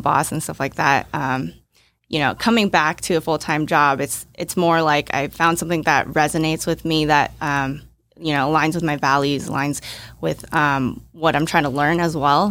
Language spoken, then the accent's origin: English; Bay Area, California, United States; also born or lived in Hong Kong; I was born in Hong Kong, but I moved when I was, like, two, and I had been in the Bay Area for, like, twenty-something years